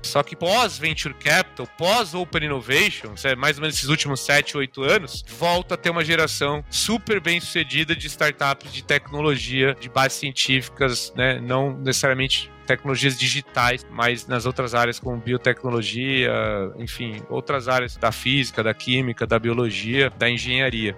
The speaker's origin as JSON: {"language": "Portuguese", "region": "São Paulo", "country": "Brazil", "said": "Sou de São Paulo"}